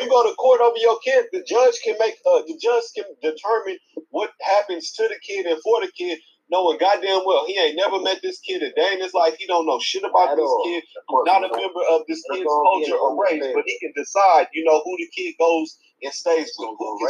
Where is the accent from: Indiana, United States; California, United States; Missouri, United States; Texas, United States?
California, United States; Oakland; I'm from Oakland, but this shit goes down every day, bro.